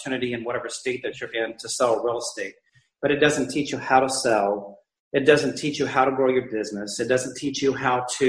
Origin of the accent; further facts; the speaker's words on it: Naples, Florida, United States; my hometown of Naples.